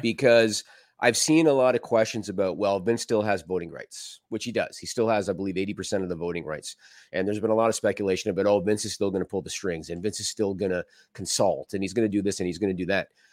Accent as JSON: {"language": "English", "country": "Canada", "said": "I'm Canadian"}